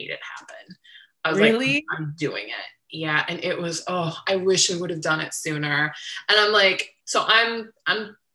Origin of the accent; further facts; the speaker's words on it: Ohio, United States; moved away as an adult; now in San Diego, United States; I grew up in Ohio